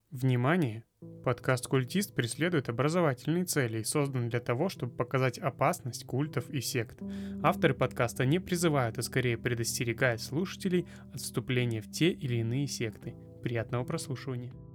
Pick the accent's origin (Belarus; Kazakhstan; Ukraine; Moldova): Kazakhstan; мы э, сами из Казахстана